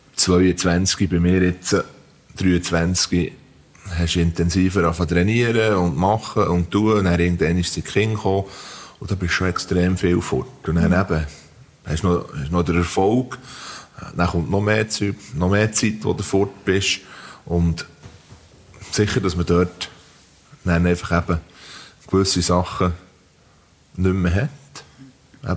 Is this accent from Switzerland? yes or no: yes; Diesbach, Switzerland; ich bin eben in Diesbach aufgewachsen, in einem Bauerndorf.